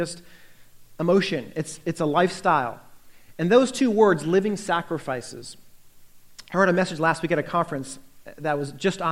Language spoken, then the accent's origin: English; United States; also born or lived in Northern Virginia; as an American